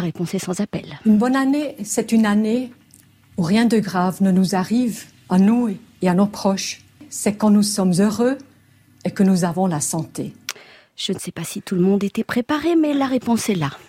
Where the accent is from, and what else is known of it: Switzerland